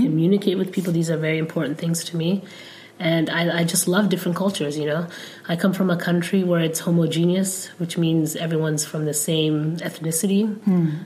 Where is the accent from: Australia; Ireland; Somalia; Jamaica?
Somalia; first language Somali; English is a second language; also born or lived in Mogadishu; now in United States; I'm from Somalia. Um, and then after I learned, well, Somali, I learned growing up